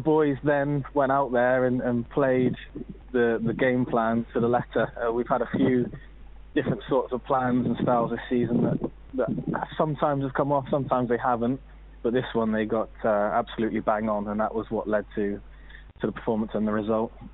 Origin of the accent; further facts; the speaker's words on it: Minehead, South West England, United Kingdom; moved away as an adult; also born or lived in America; now in Exeter, United Kingdom; went back to my hometown team of Minehead